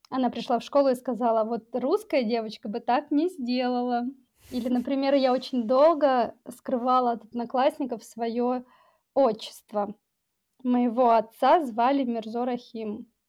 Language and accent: Russian; Tajikistan; Да, я таджичка. Дело в том, что в течение многих лет мне было сложно понять, а вообще кто я.